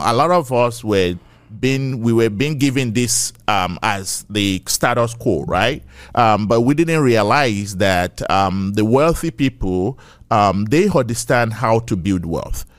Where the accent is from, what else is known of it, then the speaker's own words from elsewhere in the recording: Ekiti, Nigeria; moved away as an adult; now in United States; I was raised in Nigeria, right? I'm a Yoruba boy